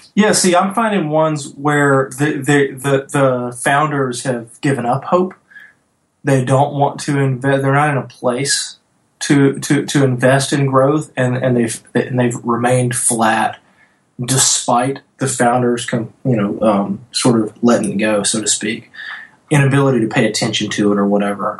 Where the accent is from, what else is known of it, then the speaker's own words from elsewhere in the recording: North Louisiana, United States; moved away; I'm from North Louisiana, small town banker